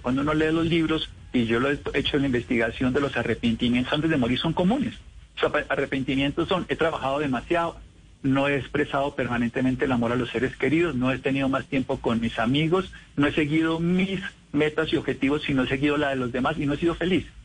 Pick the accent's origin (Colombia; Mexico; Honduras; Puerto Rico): Colombia; Armero, Tolima; Yo soy de Armero Tolima.